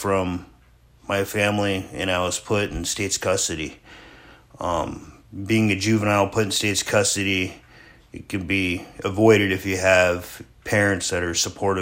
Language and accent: English; Sterling, Alaska, United States; born or raised there; also born or lived in Homer, Alaska